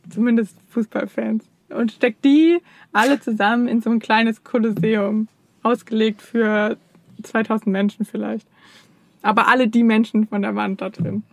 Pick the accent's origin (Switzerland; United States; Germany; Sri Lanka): Germany; als Deutscher